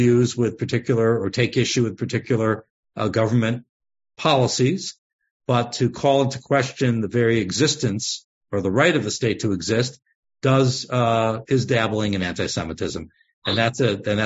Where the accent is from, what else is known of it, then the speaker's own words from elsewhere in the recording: United States; as American Jews who love Israel